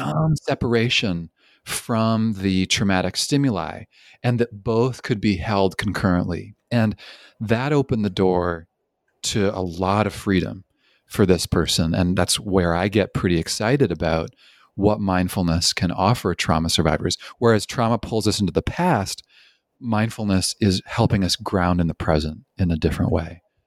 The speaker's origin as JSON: {"language": "English", "country": "Canada", "also_born_or_lived": "British Columbia", "moved": "yes", "said": "I'm originally from Canada"}